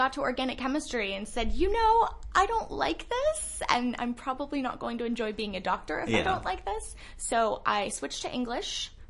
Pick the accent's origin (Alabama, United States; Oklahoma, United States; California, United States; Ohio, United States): California, United States; Bay Area; moved away as an adult; also born or lived in Los Angeles, United States; I am from California, actually. I was living in L.A. for the past couple of years, originally from the Bay Area.